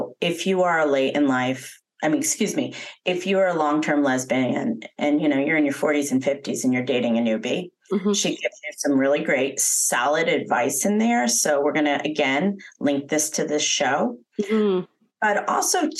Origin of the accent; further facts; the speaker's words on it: Nashville, Tennessee, United States; my hometown of Nashville, Tennessee